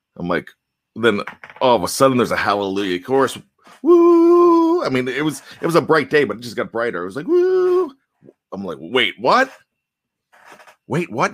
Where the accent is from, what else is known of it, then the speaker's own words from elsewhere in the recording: Johnstown, Pennsylvania, United States; now in Maryland, United States; when I grew up in Johnstown